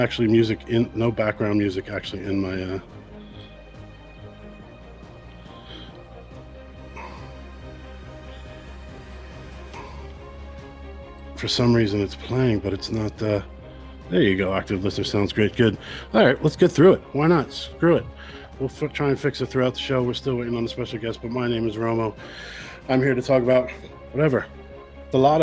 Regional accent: United States; now in Ireland; I'm an American living in Ireland

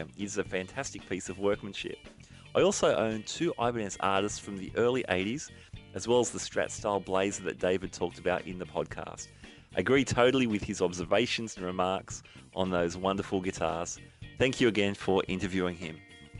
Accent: Singapore; I'm from Singapore

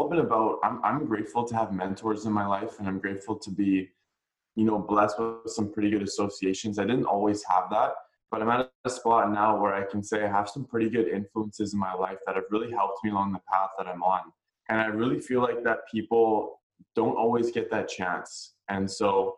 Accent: Vancouver, British Columbia, Canada; I'm born and raised in Vancouver, BC

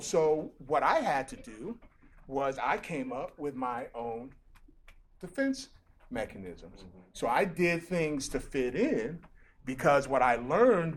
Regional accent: Nigeria; now in United States; I grew up in Nigeria

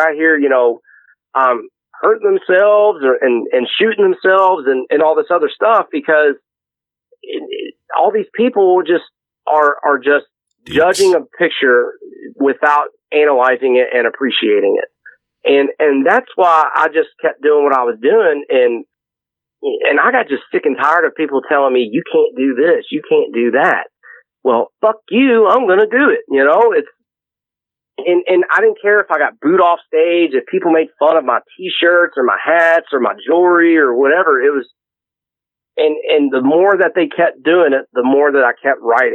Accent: Louisville, Kentucky, United States; I came from a rough suburb in Louisville, and Anomaly will tell you that I'm from Shively

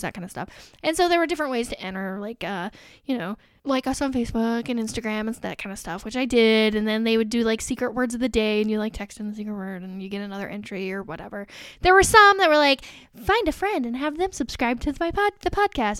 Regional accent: Indiana, United States; I'm from Indiana

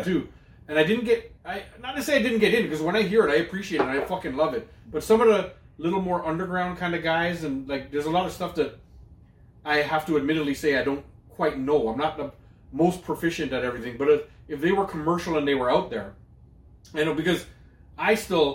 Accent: Canada; growing up in Canada

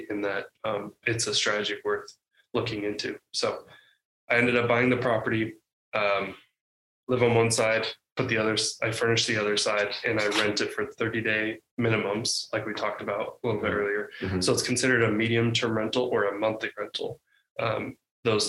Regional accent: the West, United States; I'm from the West, so I went to the East Coast

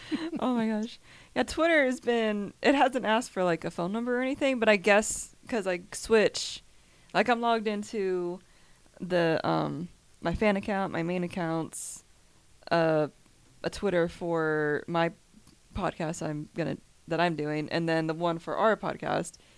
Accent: Kentucky, United States; also born or lived in Georgia; I was a uh, originally born in Georgia. Only lived there for two years, and then I was raised in Kentucky.

